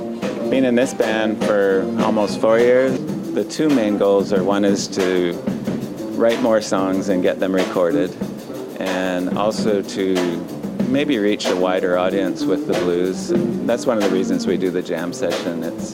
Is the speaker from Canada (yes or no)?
yes; Canada; also born or lived in San Francisco Bay Area, United States; now in Taiwan; Well, originally from Canada. Lived in the Bay Area for a while, played in bands there, and I've been living in Taiwan for about 6 years.